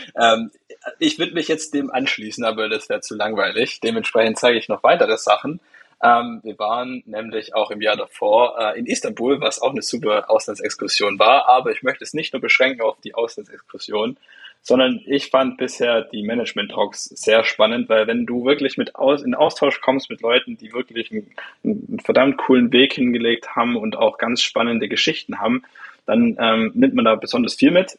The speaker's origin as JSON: {"language": "German", "area": "Swabian Jura", "region": "Baden-Württemberg", "country": "Germany", "said": "ich komme aus von der Schwäbischen Alb"}